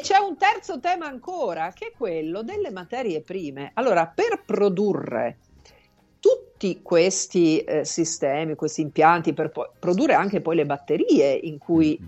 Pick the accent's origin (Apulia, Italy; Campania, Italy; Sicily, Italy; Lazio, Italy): Sicily, Italy; in Sicilia da dove vengo io